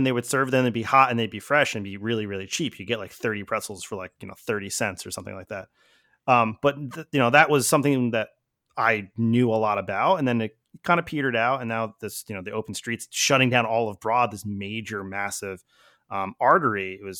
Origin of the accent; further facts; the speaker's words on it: Philadelphia, Pennsylvania, United States; I grew up in Philly, but been here for quite a while.